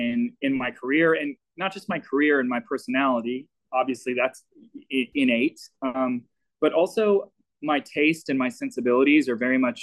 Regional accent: Little Rock, Arkansas, United States; moved away; growing up in Little Rock.

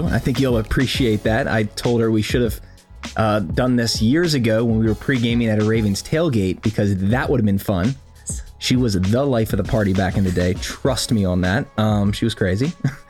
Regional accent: Maryland, United States; So obviously born and raised in Howard County, Maryland.

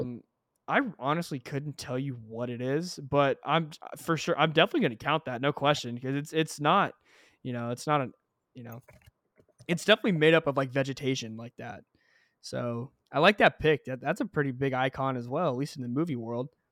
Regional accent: Texas, United States; we're both Texans

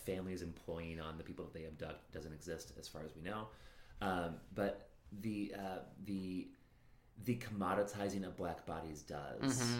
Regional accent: Chicago, Illinois, United States; accent: Chicago; I'm sure I just butchered that in my Chicago accent.

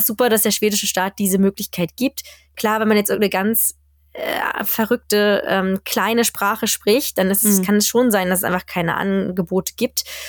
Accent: Germany; moved away as an adult; now in Sweden; wir sind ja in Deutschland aufgewachsen und das ist ja auch unsere Heimat

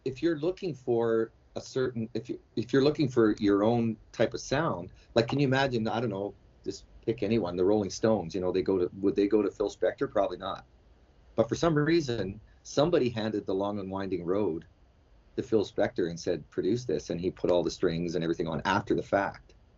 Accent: Alberta, Canada; moved away as an adult; now in China; when I was growing up in Alberta

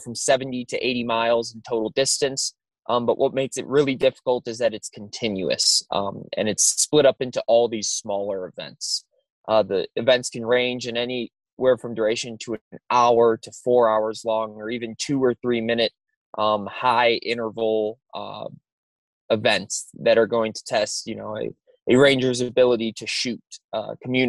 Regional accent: Wisconsin, United States; moved away as an adult; I'm originally from Wisconsin, born and raised there.

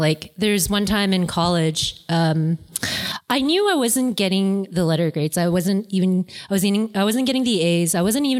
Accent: Canada; I was born here. So I'm Canadian born

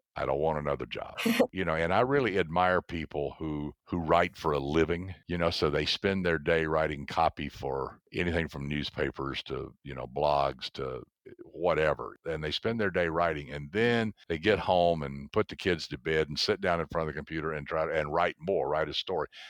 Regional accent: the South, United States; I grew up in the South, so down there everybody can tell a story.

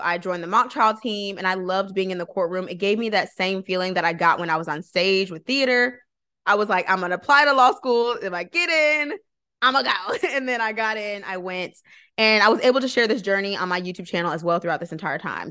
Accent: Flint, Michigan, United States; moved away as an adult; also born or lived in Georgia; I'm originally from Flint, so I'm originally from Michigan

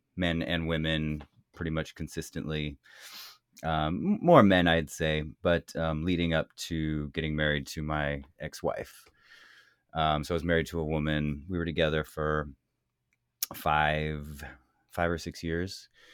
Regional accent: the Bay Area, California, United States; I come from California, the Bay Area, um, raised by a lesbian mother

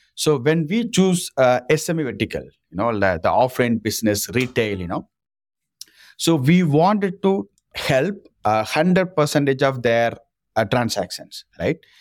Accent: Rameswaram, Tamil Nadu, India; English is a second language; I'm originally from Rameswaram, from a small village fisherman family in government school

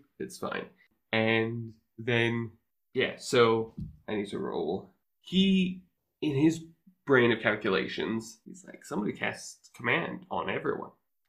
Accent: Canada; I'm sorry. I'm Canadian.

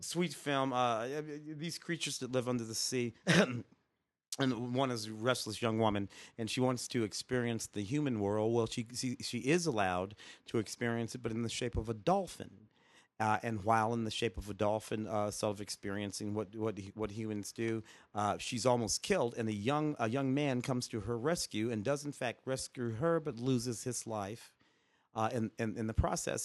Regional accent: St. Louis, Missouri, United States; my hometown of Saint Louis

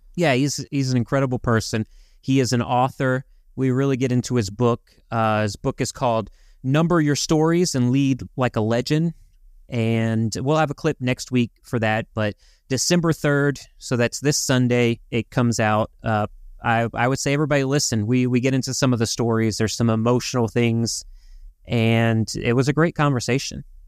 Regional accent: Louisiana, United States; We were raised in Louisiana, right, in the South

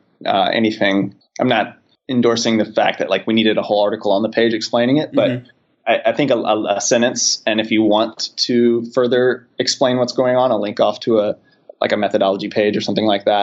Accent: Charlotte, North Carolina, United States; I'm from North Carolina, so I know immediately to look at the small sliver of counties around Charlotte where I grew up

